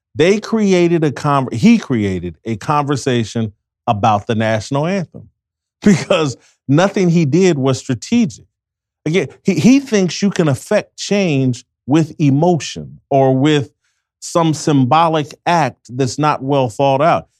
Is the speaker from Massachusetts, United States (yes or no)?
no; Indianapolis, Indiana, United States; I'm from Indianapolis, Indiana